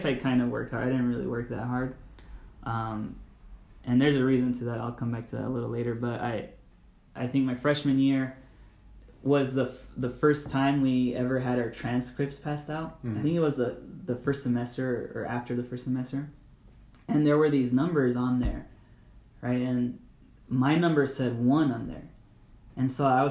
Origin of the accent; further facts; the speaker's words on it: La Puente, California, United States; I grew up in Los Angeles, the metropolitan area